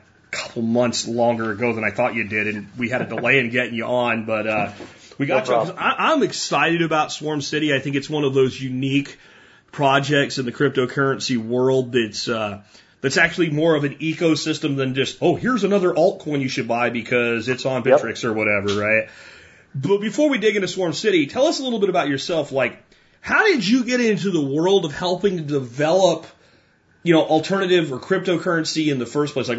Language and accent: English; United States; As an American